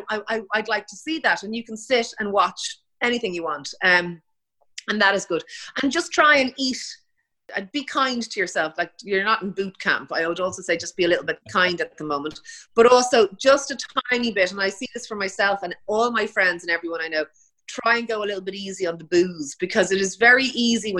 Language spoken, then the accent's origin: English; Ireland; being Irish